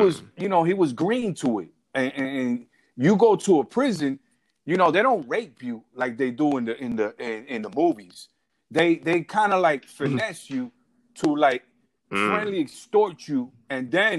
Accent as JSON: {"language": "English", "town": "New York City", "region": "New York", "country": "United States", "tie": "born or raised there", "also_born_or_lived": "Puerto Rico / Arizona", "said": "I was born in New York City, Bellevue Hospital, and I was raised in Brooklyn."}